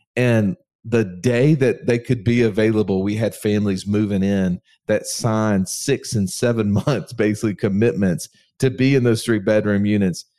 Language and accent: English; Alabama, United States; an Alabama redneck